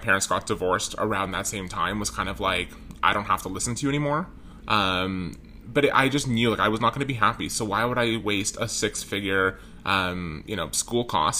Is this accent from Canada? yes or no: yes; Richmond Hill, Ontario, Canada; I was born in Richmond Hill, just north of the city.